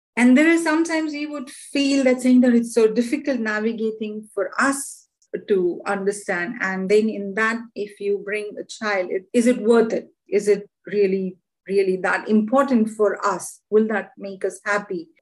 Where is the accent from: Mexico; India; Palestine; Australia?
India; now in London, United Kingdom; I live in London and I'm originally from India